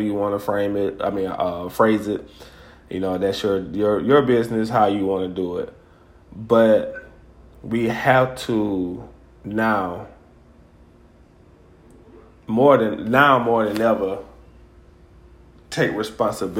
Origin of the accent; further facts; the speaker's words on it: Greenville, Alabama, United States; now in Montgomery, United States; my hometown of Greenville